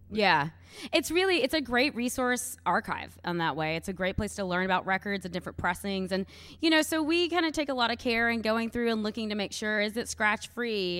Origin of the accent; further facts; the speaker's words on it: Louisville, Kentucky, United States; I am from Louisville, Kentucky